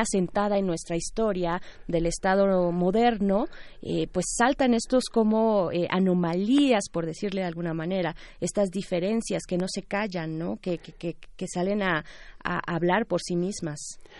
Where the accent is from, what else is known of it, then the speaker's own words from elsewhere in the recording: Mexico; como pueblo mexicano